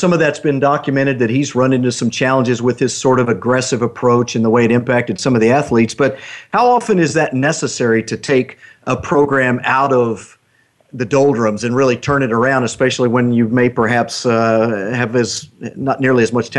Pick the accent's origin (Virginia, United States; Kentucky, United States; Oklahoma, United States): Oklahoma, United States; I'm from Oklahoma.